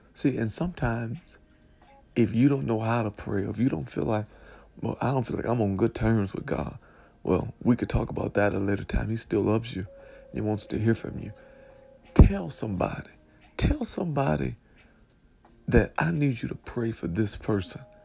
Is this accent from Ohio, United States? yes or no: no; Detroit, Michigan, United States; I was raised in Detroit, right by Seven Mile and uh, Lasser